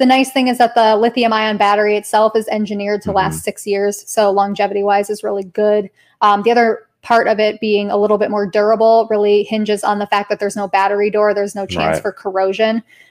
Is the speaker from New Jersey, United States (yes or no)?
no; Colorado, United States; now in Georgetown, United States; maybe I came from Colorado, all my people were hikers and campers.